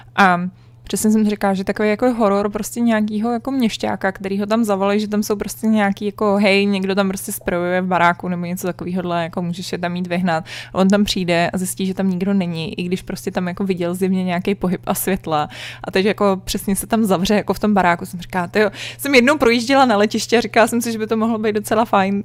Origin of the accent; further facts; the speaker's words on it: Prague, Czechia; já jsem vyrůstala na Vinohradech, uh, na Praze 2